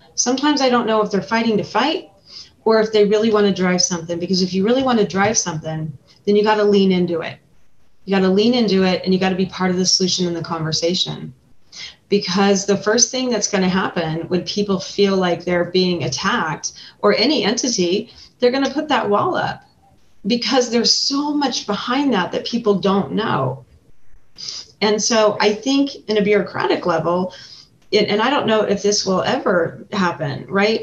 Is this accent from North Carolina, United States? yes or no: no; Carson City, Nevada, United States; also born or lived in Elko, Nevada; I was born in Elko and raised in Carson City, so you know I'm from here